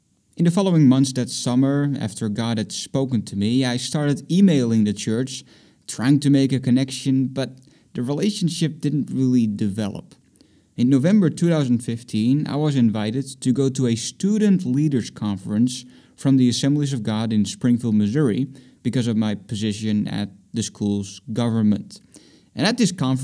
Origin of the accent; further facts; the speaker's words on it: Netherlands; moved away as an adult; also born or lived in Boston; I'm from the Netherlands